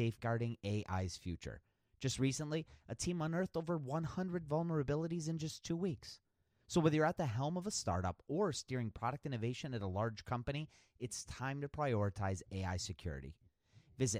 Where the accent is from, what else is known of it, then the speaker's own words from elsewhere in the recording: Cleveland, Ohio, United States; here in my hometown of Cleveland, Ohio